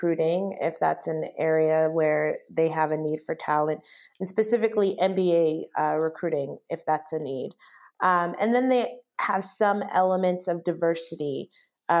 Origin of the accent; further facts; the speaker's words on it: Bay Area, California, United States; moved away as an adult; also born or lived in Los Angeles, California; now in Chicago, United States; I'm originally from the Bay Area